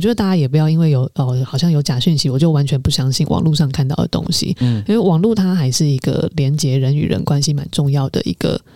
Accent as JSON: {"language": "Chinese", "country": "Taiwan", "said": "我们台湾人自己当然会知道"}